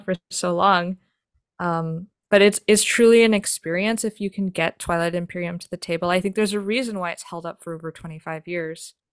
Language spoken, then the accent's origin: English; New York, United States; I grew up in New York